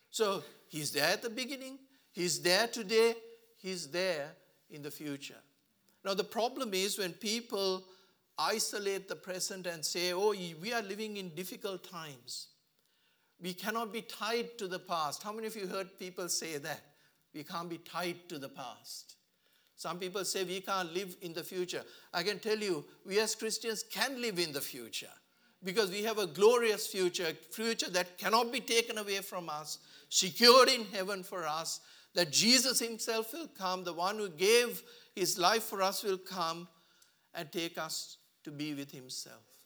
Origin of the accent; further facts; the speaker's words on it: Sri Lanka; now in Australia; I come from a country where, um, Sri Lanka, sorry, I came from a country, I should say, I'm now an Australian